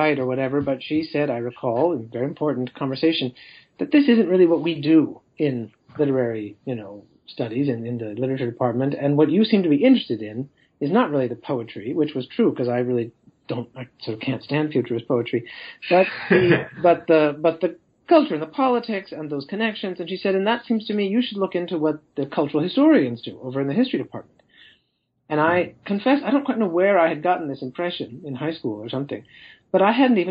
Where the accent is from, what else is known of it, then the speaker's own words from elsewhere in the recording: Los Angeles, California, United States; moved away as an adult; also born or lived in Chicago / northern Italy; now in Sweden; Grew up in Los Angeles